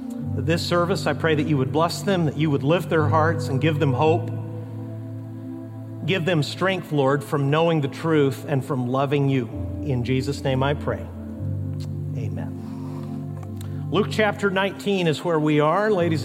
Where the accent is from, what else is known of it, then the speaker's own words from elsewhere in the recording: Mexico; For instance, growing up in Mexico, our family worked in cities, but we supported missionaries and occasionally met national Christians and helped train national pastors in the tribes of Mexico.